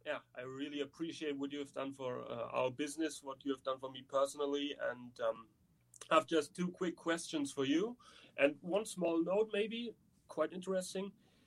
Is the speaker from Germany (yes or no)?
yes; Germany; English is a second language; Because I'm from Germany and I'm not the guy who has to know which city is in which state and the languages and so on.